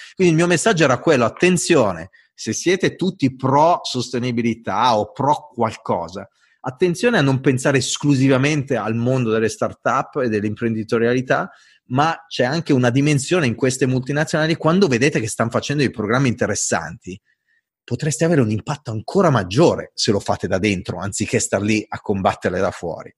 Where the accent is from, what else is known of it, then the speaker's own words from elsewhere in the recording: Italy; accent: Italian; sono italiano, ho l'accento italiano